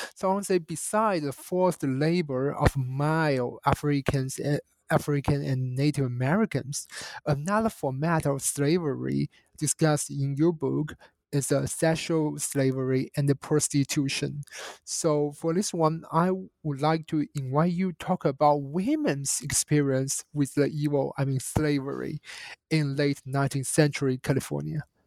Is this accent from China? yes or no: yes; China; as a Chinese national and growing up in China